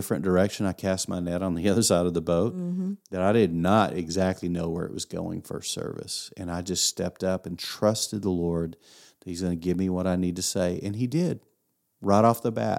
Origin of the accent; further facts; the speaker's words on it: Ohio, United States; I'm new. We're from Ohio. We were visiting town.